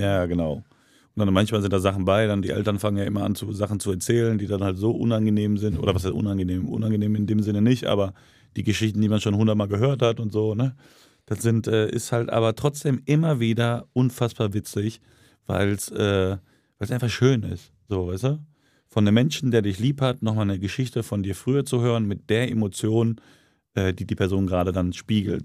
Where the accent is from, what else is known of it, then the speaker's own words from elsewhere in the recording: Duisburg, North Rhine-Westphalia, Germany; Eddie Knapp Gymnasium, Duisburg-Maxloh zur Schule gegangen